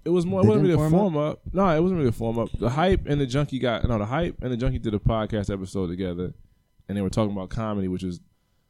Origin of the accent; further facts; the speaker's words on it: Cleveland, Ohio, United States; I'm from the East Side.